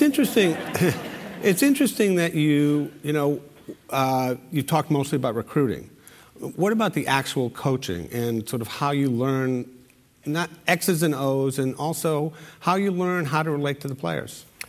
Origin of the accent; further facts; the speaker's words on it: Providence, Rhode Island, United States; my hometown, Providence. And um, as somebody who comes from Providence